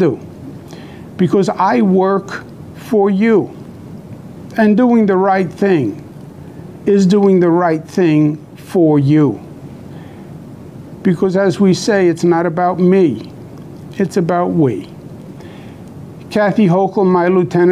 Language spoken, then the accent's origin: English; New York, United States; I'm a New Yorker, born and bred